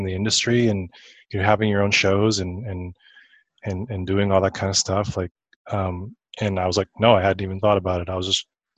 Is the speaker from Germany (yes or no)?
no; Saskatoon, Saskatchewan, Canada; moved away as an adult; also born or lived in Vancouver / Illinois; now in Los Angeles, United States; Yeah, I'm originally from Canada and born and raised up there.